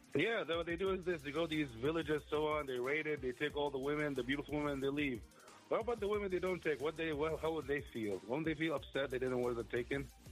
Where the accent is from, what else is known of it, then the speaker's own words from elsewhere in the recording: Saudi Arabia; I was born and raised in Saudi Arabia.